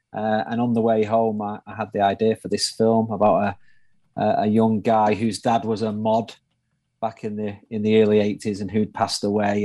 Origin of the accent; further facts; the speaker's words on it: Manchester, North West England, United Kingdom; accent: northern; I'm from Manchester, up in the north of uh, in the north of the UK, north of England